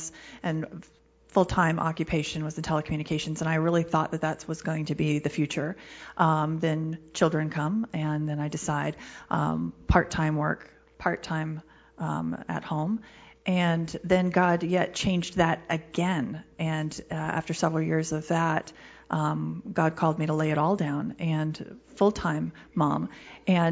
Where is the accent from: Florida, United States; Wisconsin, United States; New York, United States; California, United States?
California, United States; San Francisco Bay Area; moved away; I grew up in the San Francisco Bay Area, and I didn't come from a family of believers.